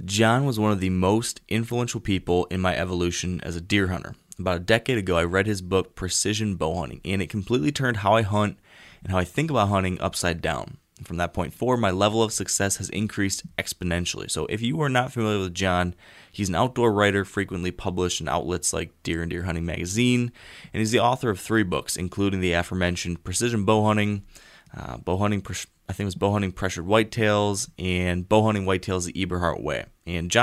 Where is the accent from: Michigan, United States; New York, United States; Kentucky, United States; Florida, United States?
Michigan, United States; my home state of Michigan